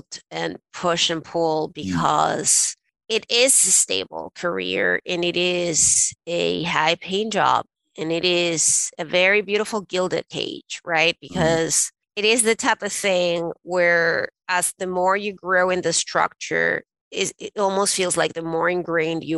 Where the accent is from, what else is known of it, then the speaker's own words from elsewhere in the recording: Venezuela; moved away as an adult; now in United States; I was born and raised in Venezuela, and I moved to the States to go to Harvard Law School